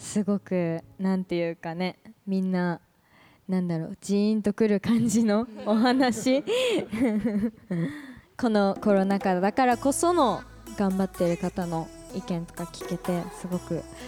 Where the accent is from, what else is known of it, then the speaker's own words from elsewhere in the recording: Tōyako, Hokkaido, Japan; 私洞爺湖町出身で